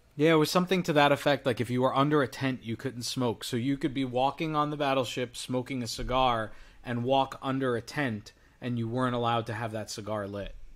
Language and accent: English; New York, United States; I'm from New York